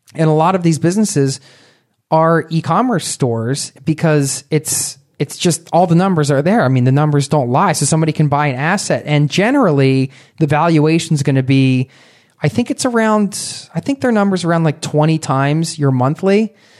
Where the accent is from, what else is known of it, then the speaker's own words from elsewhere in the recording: Philadelphia, Pennsylvania, United States; I grew up outside of Philadelphia